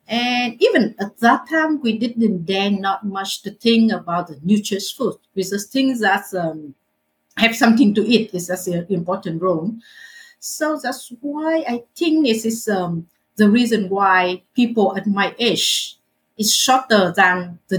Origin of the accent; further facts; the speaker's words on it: Hanoi, Vietnam; also born or lived in Melbourne, Australia; I was born and grew up in a poor family in Hanoi.